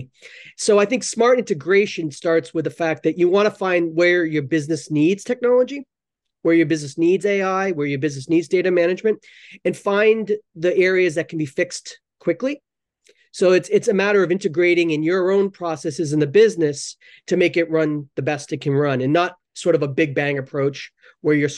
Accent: Northern New Hampshire, United States; moved away as an adult; also born or lived in Tokyo, Japan / Hong Kong / Boston; now in Japan; originally from the U.S. I grew up in New Hampshire, Northern New Hampshire

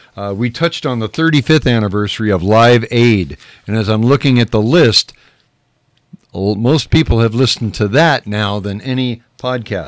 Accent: Whittier, California, United States; now in San Bernardino, United States; I grew up in Whittier, and on Whittier Boulevard, East Whittier

